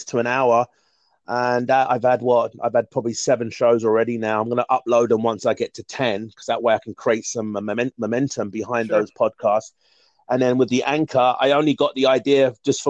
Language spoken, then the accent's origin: English; London, United Kingdom; I'm from London, England. I live born and bred and in London, England, Southeast London to be exact